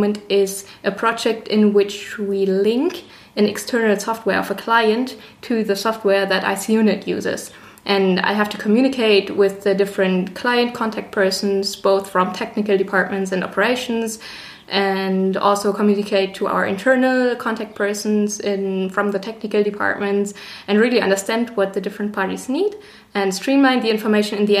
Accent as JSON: {"language": "English", "region": "Northern Germany", "country": "Germany", "moved": "as an adult", "lives_now": "Passau, Germany", "said": "I'm originally from Northern Germany, and I came to Passau to do my master's degree"}